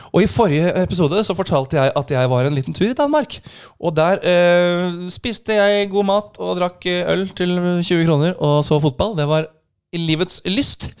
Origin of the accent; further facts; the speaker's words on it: Norway; som nordmann